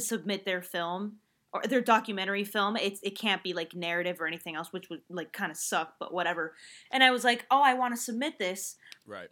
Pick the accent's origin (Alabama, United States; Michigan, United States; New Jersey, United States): New Jersey, United States; also born or lived in Spain; I was born in New Jersey